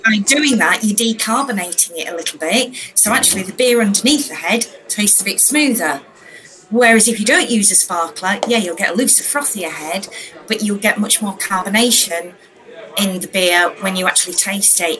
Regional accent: Yorkshire and the Humber, United Kingdom; I am a northerner. I'm from Yorkshire

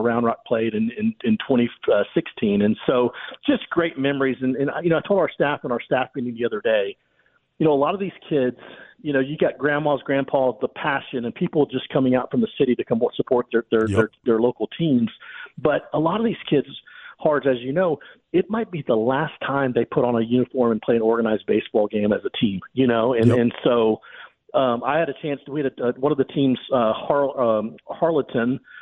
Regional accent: Humble, Texas, United States; growing up in Humble, I grew up 20 miles outside of North Houston

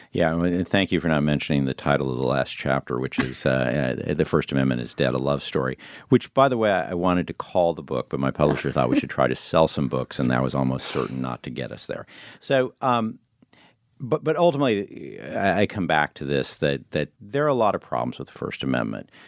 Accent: Illinois, United States; moved away; also born or lived in New York; I grew up in Illinois and I go back there

